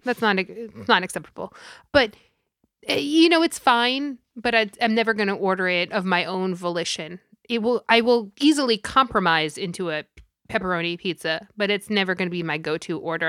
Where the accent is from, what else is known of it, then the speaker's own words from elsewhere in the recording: New York, United States; I am from New York and I am Italian